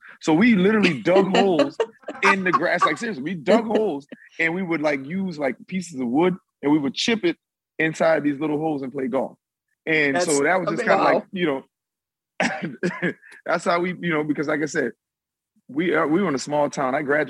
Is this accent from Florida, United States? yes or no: yes; Florida, United States; I grew up in Florida